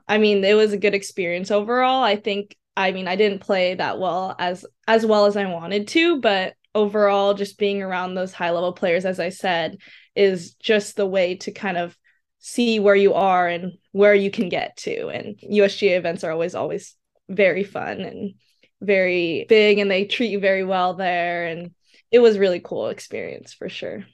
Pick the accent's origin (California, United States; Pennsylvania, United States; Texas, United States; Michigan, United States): California, United States; Seaside; So I'm from Seaside, California, kind of near Pebble Beach and Monterey area.